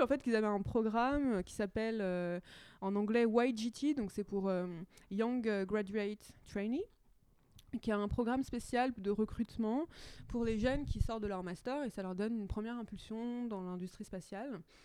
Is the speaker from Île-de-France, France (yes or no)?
yes; Châtillon, Île-de-France, France; J'ai grandi à, Châtillon, dans les Hauts-de-Seine